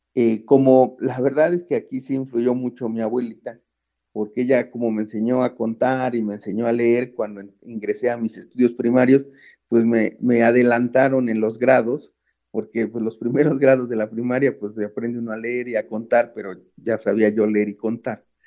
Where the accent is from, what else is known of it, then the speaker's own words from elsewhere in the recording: Mexico City, Mexico; also born or lived in London, United Kingdom / Sheffield, United Kingdom; De aquí soy, de Xochimilco, de la Ciudad de México